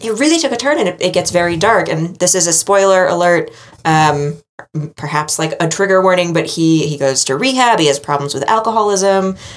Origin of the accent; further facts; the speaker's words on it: New England, United States; I am from New England